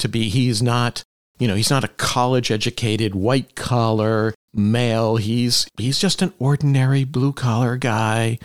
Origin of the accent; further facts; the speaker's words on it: Palmer, Massachusetts, United States; also born or lived in Lenox, Massachusetts; I grew up in Western Massachusetts, mostly in Palmer